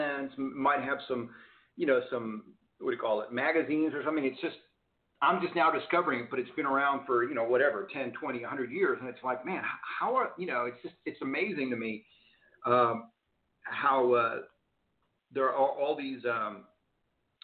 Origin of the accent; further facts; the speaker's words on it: Houston, Texas, United States; now in Arizona, United States; I grew up in Houston, Texas